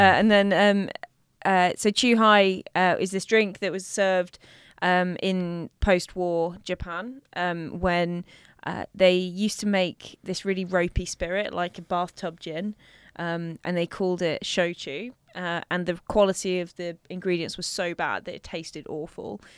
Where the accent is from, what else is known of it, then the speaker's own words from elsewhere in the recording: London, United Kingdom; I grew up in North West London, so, um, over by kind of Stanmore, Edgware, that sort of harrow area.